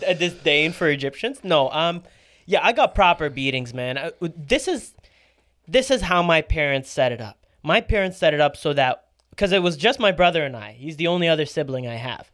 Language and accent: English; Canada; We grew up in Canada.